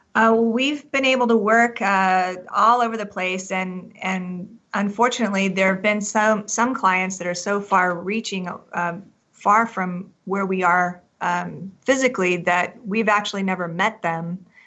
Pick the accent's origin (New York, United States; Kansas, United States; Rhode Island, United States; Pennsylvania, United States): Kansas, United States; now in Colorado, United States; I'm originally from Kansas